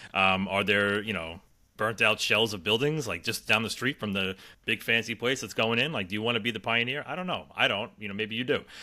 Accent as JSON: {"language": "English", "region": "New York", "country": "United States", "said": "I'm from New York"}